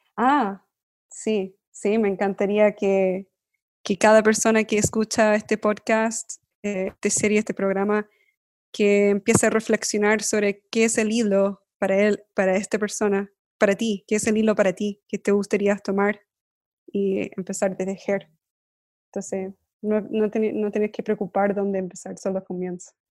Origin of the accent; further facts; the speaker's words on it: United States; yo crecí en Estados Unidos, mi papá era de Chile